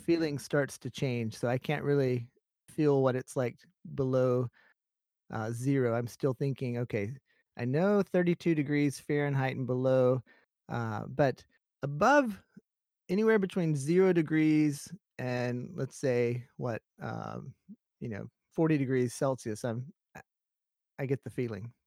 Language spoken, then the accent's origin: English; Alabama, United States; moved away as an adult; now in Japan; I grew up in Alabama